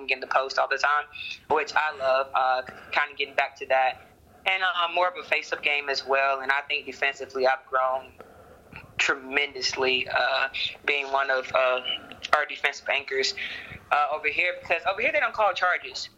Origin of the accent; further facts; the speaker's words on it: Alabama, United States; moved away as an adult; also born or lived in Nashville, Tennessee; now in Czech Republic; obviously I'm from Alabama